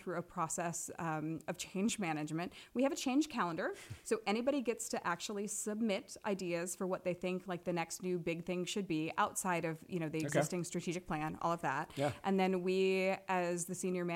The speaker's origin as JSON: {"language": "English", "town": "Manchester", "region": "Iowa", "country": "United States", "tie": "born or raised there", "also_born_or_lived": "Los Angeles / Denver, Colorado", "moved": "as an adult", "lives_now": "Cedar Rapids, United States", "said": "my very first job when I was growing up in Manchester, Iowa, was at the Manchester Public Library"}